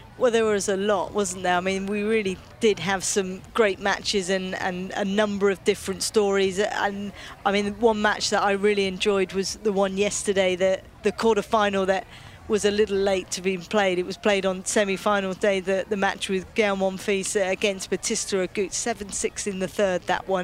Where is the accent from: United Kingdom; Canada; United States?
United Kingdom; being a Brit